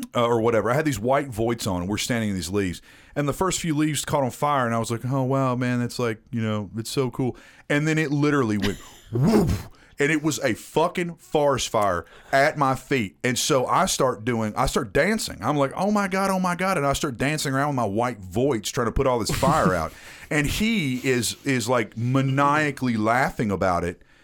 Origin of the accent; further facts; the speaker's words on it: Tennessee, United States; accent: Southern; my entire life, in Tennessee